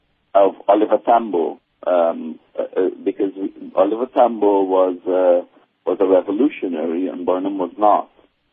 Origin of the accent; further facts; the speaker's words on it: Guyana; I mean, I grew up in Guyana as a youth, and I was involved in the anti-apartheid struggle